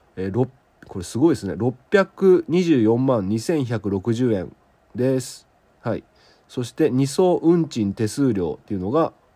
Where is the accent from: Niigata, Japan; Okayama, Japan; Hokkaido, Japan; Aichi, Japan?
Okayama, Japan; southern Okayama Prefecture, Japan; 岡山県南部で僕の地元